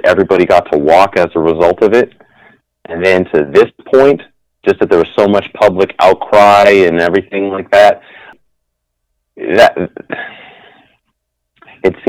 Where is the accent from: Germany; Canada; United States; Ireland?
Canada; We're so Canadian